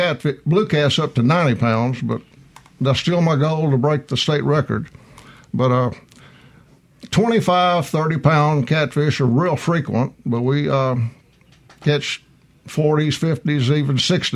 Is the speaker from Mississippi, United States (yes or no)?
yes; Vicksburg, Mississippi, United States; I grew up in Vicksburg, actually.